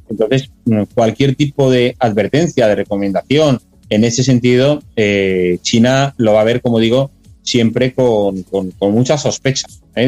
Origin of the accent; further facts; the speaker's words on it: Spain; como español